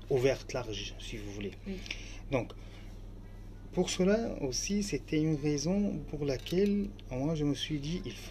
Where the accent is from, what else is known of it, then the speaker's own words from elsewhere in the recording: Aleppo, Aleppo Governorate, Syria; first language Arabic; French is a second language; moved away as an adult; now in France; Alep, euh, exactement, ma ville natale.